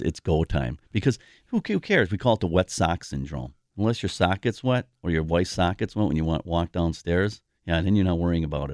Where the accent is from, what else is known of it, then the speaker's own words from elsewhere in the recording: Milwaukee, Wisconsin, United States; I grew up in the South Side.